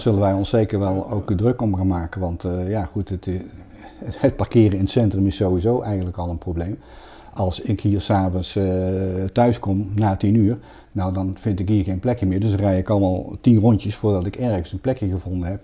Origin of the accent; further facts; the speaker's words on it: Breda, North Brabant, Netherlands; ik ben geboren en getogen in Breda